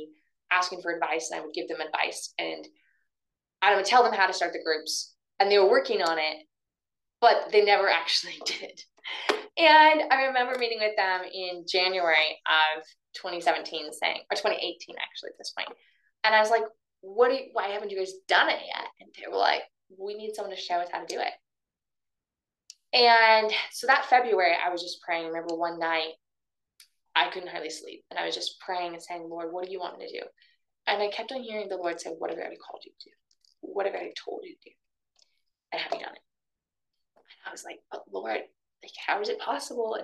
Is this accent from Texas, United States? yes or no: no; Oregon, United States; moved away as an adult; also born or lived in Castle Rock, Colorado; I grew up in Oregon